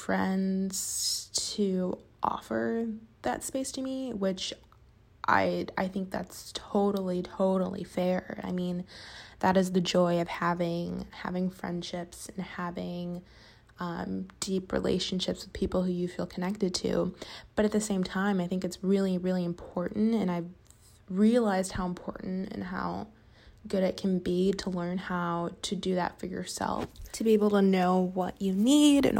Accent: Chicago, Illinois, United States; moved away as an adult; now in Los Angeles, United States; I live in LA, but I'm from Chicago

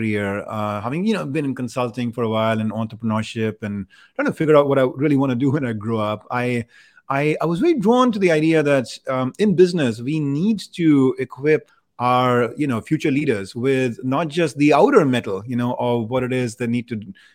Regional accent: India; I grew up in India

